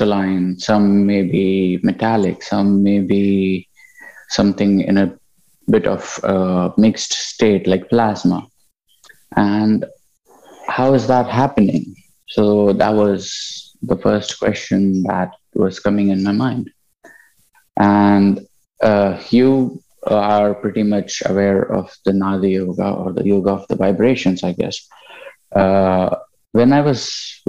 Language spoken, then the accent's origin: English; India; moved away; also born or lived in United Kingdom; I'm originally from India.